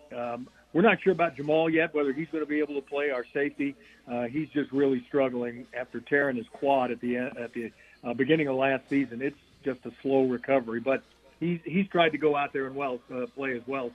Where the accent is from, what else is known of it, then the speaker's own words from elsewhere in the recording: Louisville, Kentucky, United States; moved away as an adult; also born or lived in Atlanta, Georgia; now in Seattle, United States; I'm from Louisville, Kentucky, and I went to Georgia Tech.